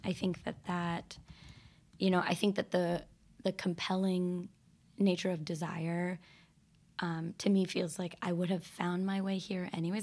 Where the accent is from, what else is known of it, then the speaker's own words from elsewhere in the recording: Northampton, Massachusetts, United States; also born or lived in Georgia; growing up in Northampton and having queerness all around.